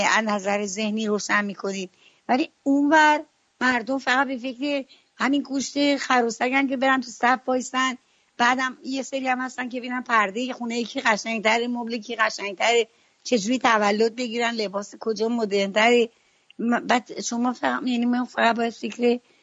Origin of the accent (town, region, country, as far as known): Iran; now in Sweden